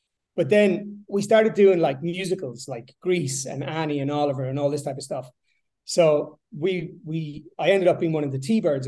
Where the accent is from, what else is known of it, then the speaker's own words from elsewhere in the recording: Sligo, County Sligo, Ireland; So yeah, I grew up in the west coast of Ireland, a place called Sligo, a small little kind of sleepy town, small population. I grew up in a 3-bedroom semi-detached house, 3 brothers, 3 sisters, a mom and dad.